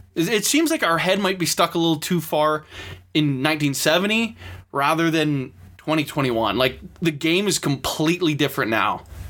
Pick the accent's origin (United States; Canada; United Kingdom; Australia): Canada; Vancouver, British Columbia; I'm obviously from Vancouver, Canada. And being in this parts, obviously follow the Canucks